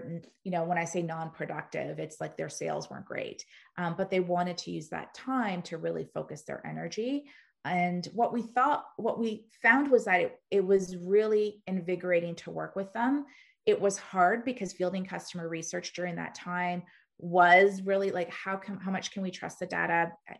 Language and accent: English; Canada; we're Canadian, but 80% of our business is in the US.